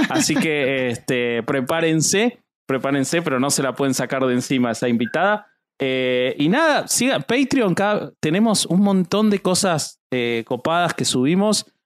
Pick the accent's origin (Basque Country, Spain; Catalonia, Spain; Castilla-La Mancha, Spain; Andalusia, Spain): Basque Country, Spain; que yo soy vasco